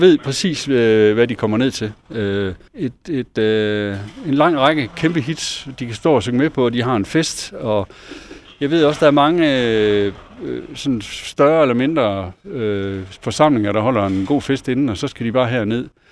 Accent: Esbjerg, Southern Denmark, Denmark; moved away; vi kommer her fra Esbjerg

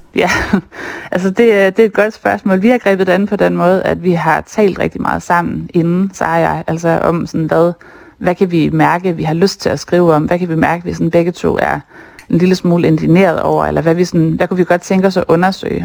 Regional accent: Skagen, North Denmark Region, Denmark; now in Copenhagen, Denmark; den by, jeg selv er vokset op

